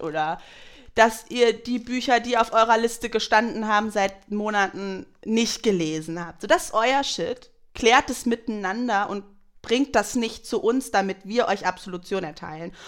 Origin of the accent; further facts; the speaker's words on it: Germany; wir als Deutsche